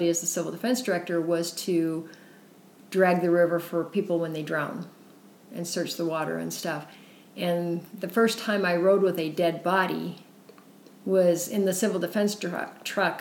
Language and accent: English; Central South Dakota, United States; now in Utah, United States; I grew up in Central South Dakota